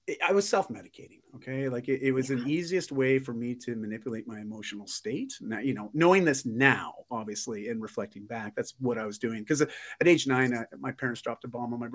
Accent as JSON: {"language": "English", "area": "just outside of Toronto", "region": "Ontario", "country": "Canada", "tie": "born or raised there", "said": "I grew up just outside of Toronto, Ontario"}